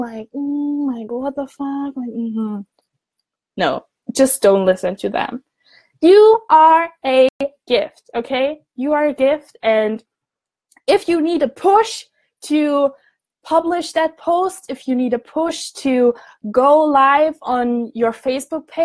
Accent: Germany; moved away as an adult; now in Scotland, United Kingdom; I'm from Germany. I'm studying abroad in Scotland.

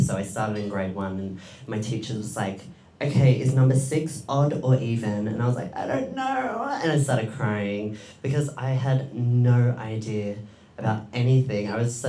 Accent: Diggers Rest, Victoria, Australia; also born or lived in Edinburgh, Scotland; I was born in Scotland, in Edinburgh. And I moved to Victoria with my family when I was about 7 years old. And I grew up in a small country town called Diggers Rest.

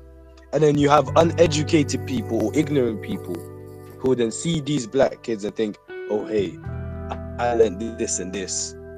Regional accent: Handsworth, West Midlands, United Kingdom; And it's like, so because you're from Quinton and I'm from Handsworth, we've ended up like this.

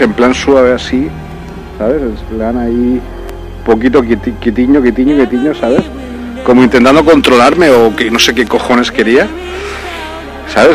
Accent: Spain; moved away as an adult; also born or lived in Brazil

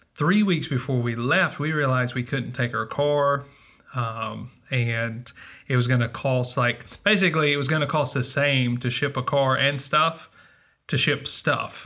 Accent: United States; moved away as an adult; also born or lived in Mississippi / Northern Virginia

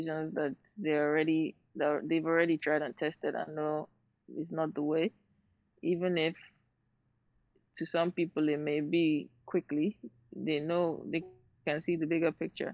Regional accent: Port Harcourt, Rivers State, Nigeria; accent: Nigerian; now in London, United Kingdom; I grew up in Port Harcourt

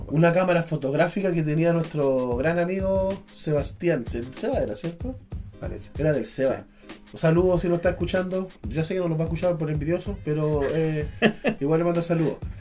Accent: Chile; soy chileno

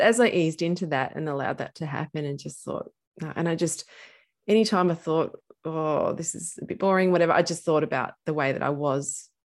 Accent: Castlemaine, Victoria, Australia; I grew up in central Victoria in a place called Castle Main

